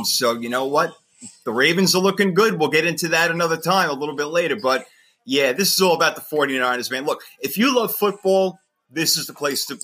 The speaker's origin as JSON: {"language": "English", "region": "New York", "country": "United States", "said": "I'm from New York"}